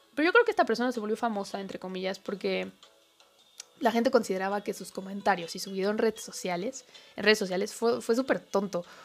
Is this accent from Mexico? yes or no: yes; Mexico; como mexicano